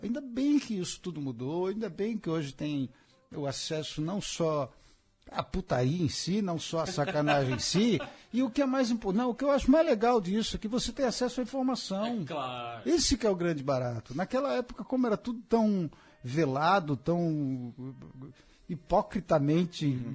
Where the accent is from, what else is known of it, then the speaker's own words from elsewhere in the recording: São Paulo, Brazil; quando eu era criança pequena lá na Penha